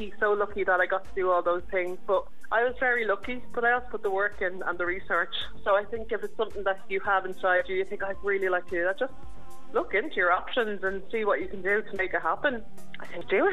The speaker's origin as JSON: {"language": "English", "town": "Swords", "region": "Leinster", "country": "Ireland", "moved": "as an adult", "lives_now": "Thomastown, Ireland", "said": "am originally from Swords in North County, Dublin, but I've been living down here for 15 years"}